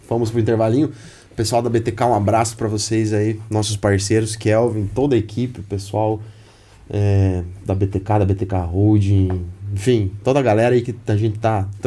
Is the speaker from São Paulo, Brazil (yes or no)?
no; Candói, Paraná, Brazil; Eu tenho uma amiga, ela é psicóloga da Casa Lar, lá do Candói. A gente é do Candói.